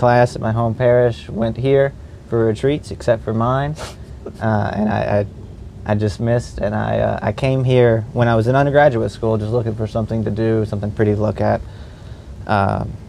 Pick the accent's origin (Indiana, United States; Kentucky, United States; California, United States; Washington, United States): Kentucky, United States; Hawesville; I'm from Hallsville, Kentucky